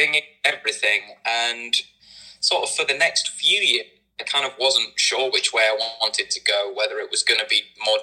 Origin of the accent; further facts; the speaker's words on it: Hull, Yorkshire and the Humber, United Kingdom; moved away; am originally from a city called Hull